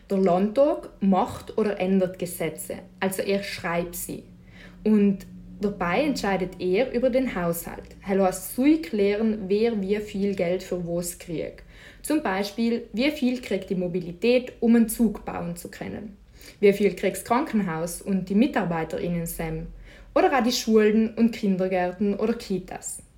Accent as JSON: {"language": "German", "area": "South Tyrol", "region": "Trentino-Alto Adige", "country": "Italy", "said": "Parteien bei uns in Südtirol sind folgende."}